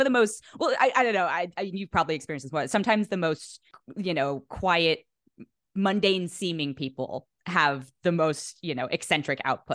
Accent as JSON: {"language": "English", "area": "the Bay Area", "region": "California", "country": "United States", "also_born_or_lived": "New York", "moved": "as an adult", "lives_now": "Los Angeles, United States", "said": "I'm from the Bay"}